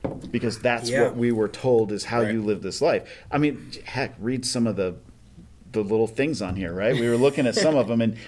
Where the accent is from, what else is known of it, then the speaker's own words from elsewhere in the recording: Kentucky, United States; I'm from Kentucky.